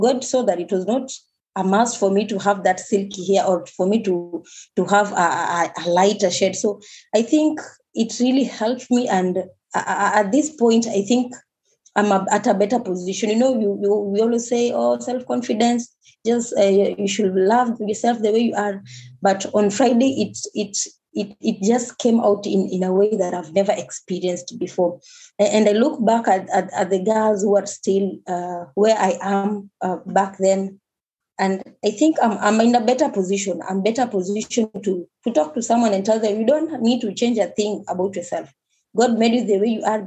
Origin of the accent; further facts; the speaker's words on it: Mombasa, Mombasa County, Kenya; I was born and raised in Mombasa